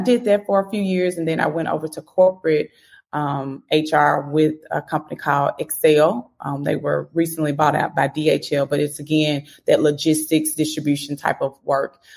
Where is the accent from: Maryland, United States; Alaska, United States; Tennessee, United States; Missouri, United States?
Tennessee, United States; Memphis; I'm from Memphis